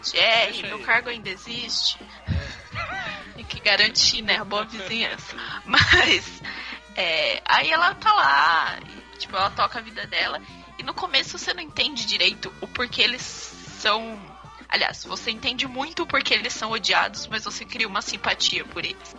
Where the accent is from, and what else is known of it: Jundiaí, São Paulo, Brazil